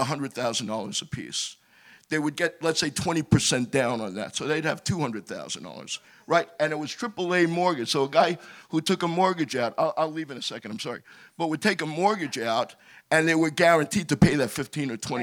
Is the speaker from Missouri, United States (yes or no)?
no; New York City, New York, United States; I'm a kid from Brooklyn, New York. I used to play softball with Lloyd Blankfein.